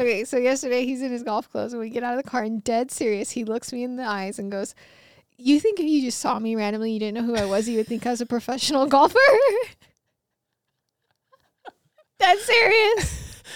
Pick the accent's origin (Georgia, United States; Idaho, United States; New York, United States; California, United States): Idaho, United States; moved away; growing up in Idaho